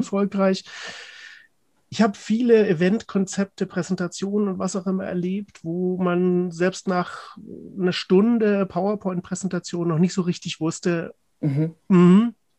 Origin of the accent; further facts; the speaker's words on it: Cologne, North Rhine-Westphalia, Germany; als Kölner